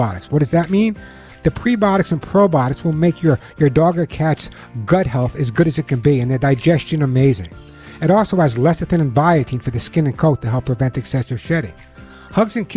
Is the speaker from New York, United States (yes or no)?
yes; Long Island, New York, United States; now in Santa Monica, United States; I grew up on Long Island